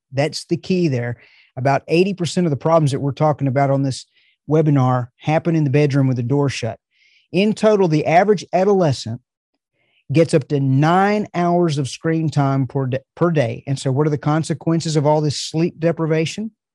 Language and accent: English; the South, United States; I'm from the South